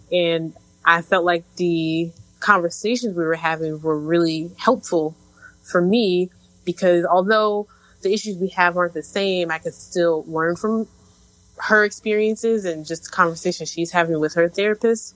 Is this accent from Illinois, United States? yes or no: yes; Chicago, Illinois, United States; now in Brooklyn, United States; I am originally from Chicago, based in Brooklyn right now